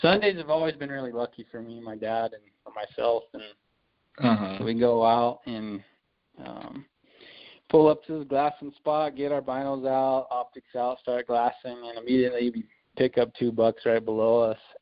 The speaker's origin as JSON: {"language": "English", "town": "Farmington", "region": "New Mexico", "country": "United States", "tie": "born or raised there", "also_born_or_lived": "Bloomfield, New Mexico", "said": "I grew up here in Farmington, New Mexico, which is right up in like the northwest corner of New Mexico"}